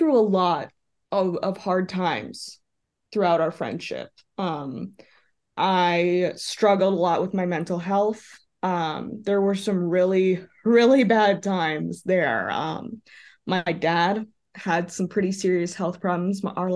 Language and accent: English; Texas, United States; a very liberal kid with very liberal parents growing up in Texas